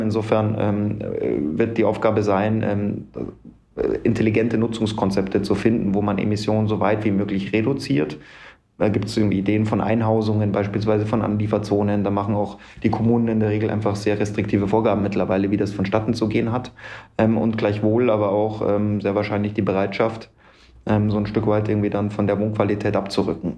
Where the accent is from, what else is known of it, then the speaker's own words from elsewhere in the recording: Munich, Bavaria, Germany; 39 Jahre alt, gebürtiger Münchner